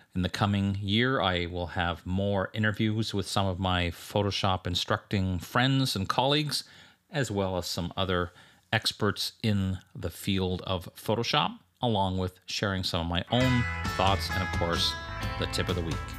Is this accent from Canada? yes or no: yes; Canada; moved away; teaching up in my home country of Canada